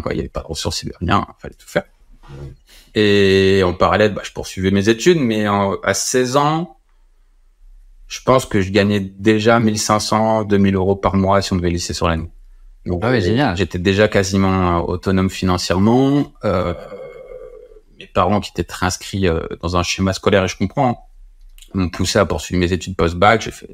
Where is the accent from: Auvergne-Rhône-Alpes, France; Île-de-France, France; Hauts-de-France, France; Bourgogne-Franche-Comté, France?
Hauts-de-France, France; Compiègne; also born or lived in Orsay; j'ai appelé la boîte Innovagora qui était chez moi à Compiègne